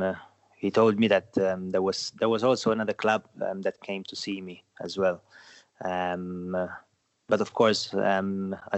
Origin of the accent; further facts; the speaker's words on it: Sliema, Malta; lived always here in Malta and my town, Salema.